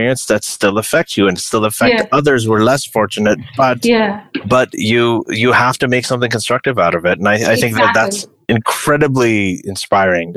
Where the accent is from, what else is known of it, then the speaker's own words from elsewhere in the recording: Saudi Arabia; moved away; growing up in Saudi Arabia